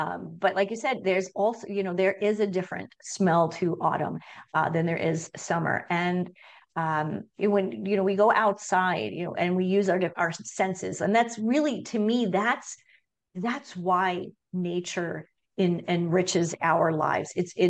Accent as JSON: {"language": "English", "town": "Long Island", "region": "New York", "country": "United States", "lives_now": "Minnesota, United States", "said": "I mean, I'm from the East Coast. I'm from Long Island originally, and living in Minnesota for the past almost 21 years"}